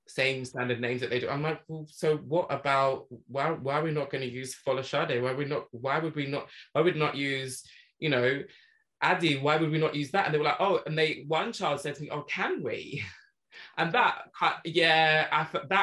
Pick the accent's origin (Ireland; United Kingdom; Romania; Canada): United Kingdom; England; growing up in England, we only really learn about the British Empire